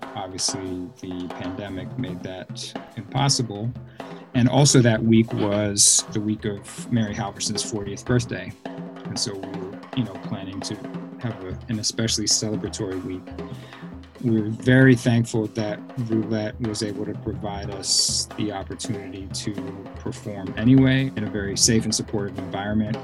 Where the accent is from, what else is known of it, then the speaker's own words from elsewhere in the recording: Cambridge, Massachusetts, United States; now in Brooklyn, New York, United States; I grew up in the Boston area and in the Cambridge public school system